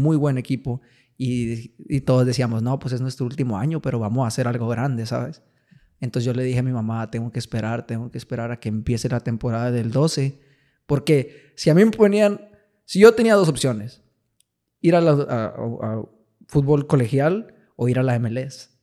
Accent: Piedras Negras, Coahuila, Mexico; moved away; Yo, yo soy de aquí de Piedras. Ajá. Me, crié aquí en Piedras.

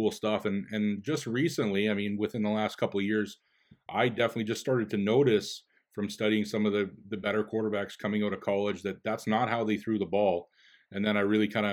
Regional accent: Winnipeg, Manitoba, Canada; moved away; my hometown Bombers

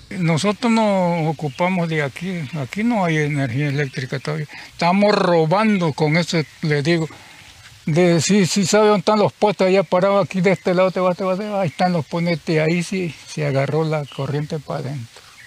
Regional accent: Teapa, Tabasco, Mexico; moved away; yo tiene que como tres años que vivo aquí, yo soy de Tabasco, de Tiapa, Tabasco

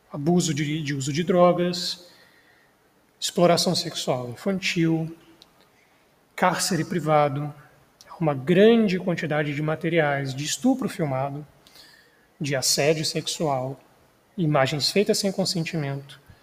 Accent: Minas Gerais, Brazil; eu sou mineiro

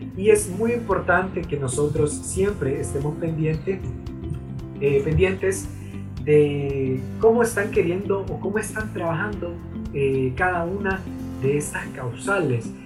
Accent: Honduras; somos hondureños, conocemos las interioridades de nuestro país

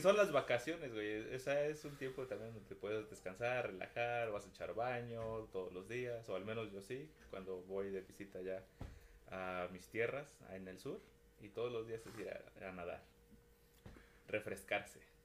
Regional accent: Mexico; nosotros como cultura mexicana

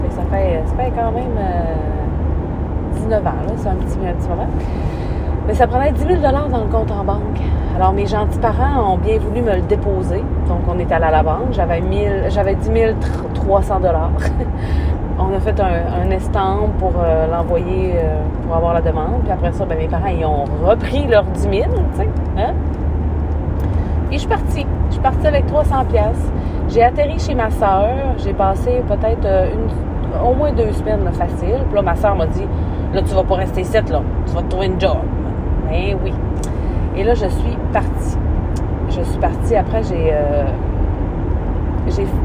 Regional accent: Roberval, Quebec, Canada; mourir probablement à Robertval. Robertval était ma ville natale. J'allais grandir, faire ma vie là, avoir mes enfants là.

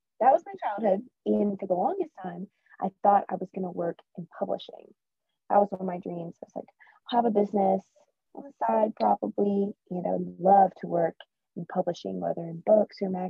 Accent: Spartanburg, South Carolina, United States; moved away as an adult; now in Birmingham, United States; I grew up in Spartanburg, South Carolina, but I currently live in Birmingham, Alabama

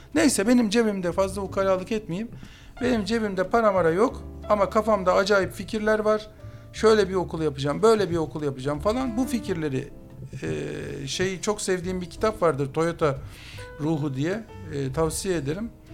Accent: Istanbul, Turkey; ben oralıyım

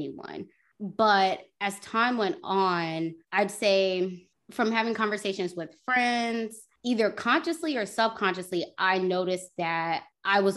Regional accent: United States; were born in the States

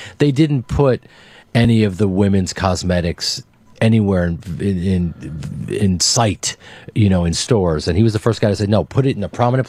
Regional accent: United States; I'm an American

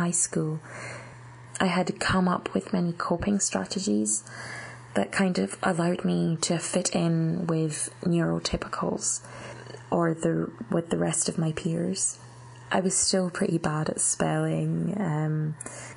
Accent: Scotland, United Kingdom; I was born in Scotland and I had been all my life, I had done all my education through the Scottish education system

